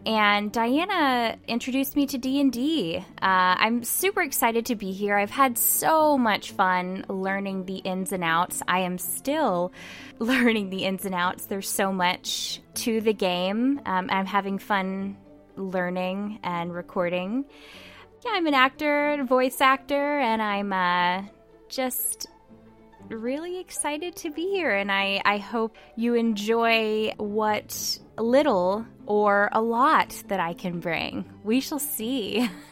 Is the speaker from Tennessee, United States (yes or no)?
yes; Memphis, Tennessee, United States; moved away as an adult; now in New York City, United States; I am from Memphis, Tennessee uh, I moved to New York City about two years ago